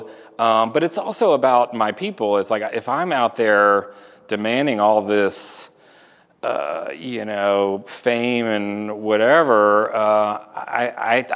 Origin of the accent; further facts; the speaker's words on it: Houston, Texas, United States; now in Atlanta, United States; I grew up in Houston.